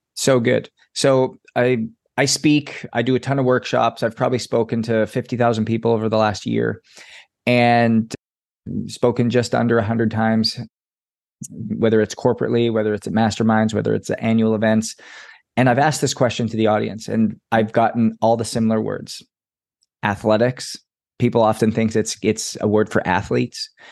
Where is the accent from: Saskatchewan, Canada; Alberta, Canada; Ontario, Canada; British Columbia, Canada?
Alberta, Canada; Edmonton; I grew up in Edmonton, Alberta